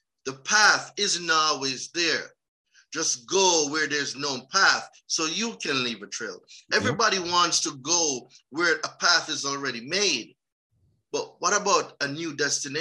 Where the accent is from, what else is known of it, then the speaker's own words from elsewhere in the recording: Jamaica; moved away as an adult; also born or lived in New York; now in United States; So I'm Jamaican.